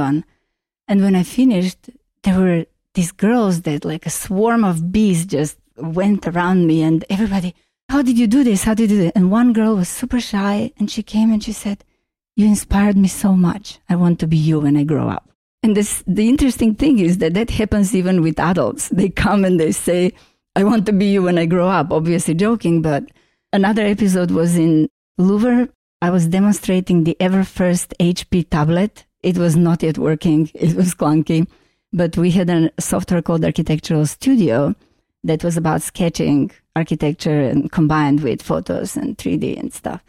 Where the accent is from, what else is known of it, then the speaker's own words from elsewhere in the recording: North Macedonia; English is a second language; moved away as an adult; also born or lived in Vienna, Austria / London, United Kingdom / Paris, France / Boston, United States; now in San Francisco, United States; I was born in Yugoslavia. It was the most beautiful place in the universe, and I miss it daily. That place of Yugoslavia is now called Macedonia, or recently renamed in Northern Macedonia. I moved to Vienna after studying architecture.